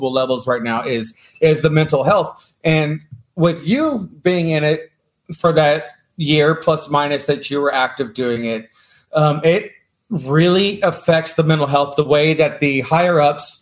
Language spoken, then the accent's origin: English; South Texas, United States; I was born and raised in South Texas.